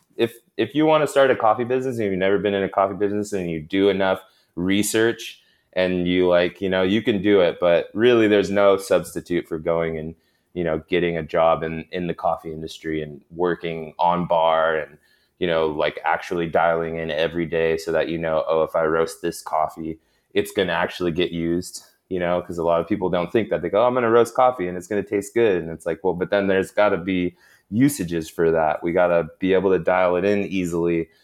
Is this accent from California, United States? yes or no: yes; Sacramento, California, United States; also born or lived in Long Beach / New York / Bay Area; I'm actually from Sacramento